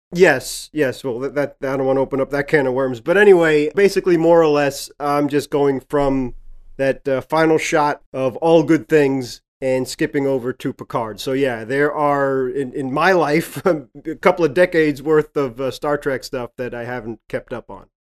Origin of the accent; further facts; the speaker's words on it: New York, United States; Growing up in New York